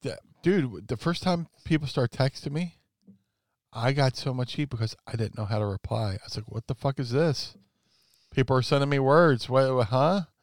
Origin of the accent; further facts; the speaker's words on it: Philadelphia, Pennsylvania, United States; we're both from the Philly area